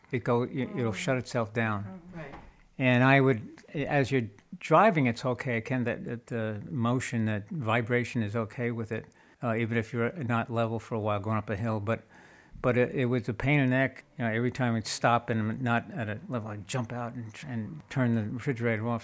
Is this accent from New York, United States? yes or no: yes; New York, United States; moved away as an adult; also born or lived in Colorado; now in California, United States; we're from New York